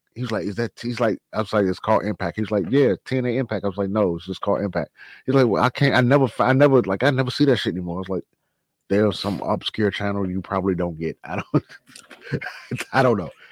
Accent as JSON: {"language": "English", "town": "Washington", "region": "District of Columbia", "country": "United States", "tie": "born or raised there", "said": "The genre of music I like from my hometown, DC."}